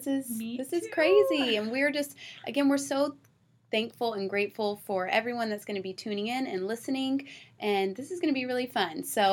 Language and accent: English; Georgia, United States; I'm from Georgia, and the moment I get around my family that's in Georgia, my twang comes back faster than you can say hot dang, okay?